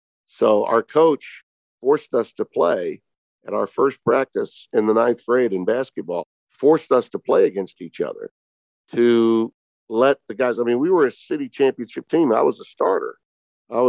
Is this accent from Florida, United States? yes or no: no; Northwest Louisiana, United States; growing up in Northwest Louisiana